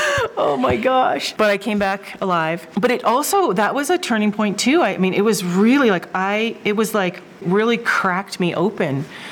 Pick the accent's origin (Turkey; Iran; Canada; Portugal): Canada; British Columbia; also born or lived in Seattle, Washington, United States / Alaska, United States; now in Magdalena, United States; I was born in Seattle, and then I moved to British Columbia when I was 10.